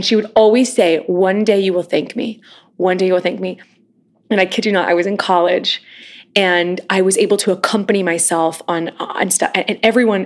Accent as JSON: {"language": "English", "country": "United States", "tie": "born or raised there", "moved": "as an adult", "lives_now": "New York City, United States", "said": "growing up near Kansas City and now having family in Kansas City"}